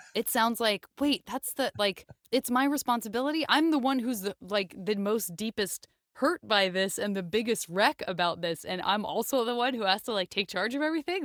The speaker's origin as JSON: {"language": "English", "town": "Tucson", "region": "Arizona", "country": "United States", "moved": "yes", "said": "I'm from Tucson, Arizona"}